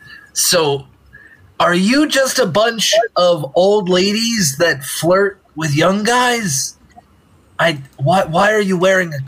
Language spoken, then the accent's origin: English; California, United States; I'm from California. I know what cougars are, all right? And they're everywhere in Cali.